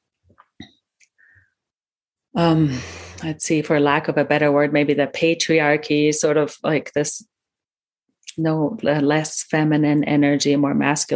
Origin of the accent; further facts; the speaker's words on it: Germany; first language German; English is a second language; I'm a native German speaker as well, coming from Germany, growing up in Germany